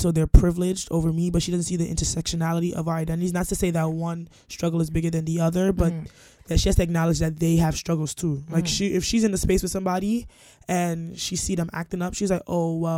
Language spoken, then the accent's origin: English; Jamaica; I'm Jamaican